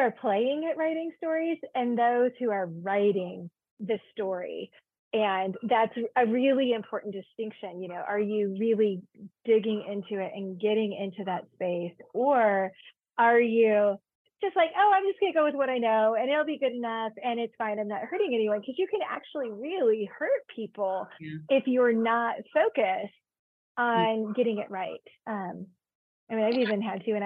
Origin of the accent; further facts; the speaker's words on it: Georgia, United States; moved away; also born or lived in Virginia; I grew up in Georgia and then lived in Virginia for a while